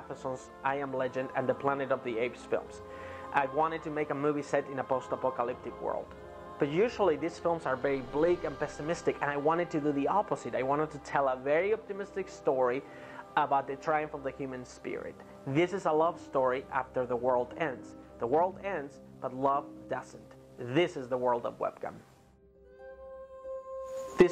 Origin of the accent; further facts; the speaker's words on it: Spain; moved away as an adult; now in United States; I was born and raised in Spain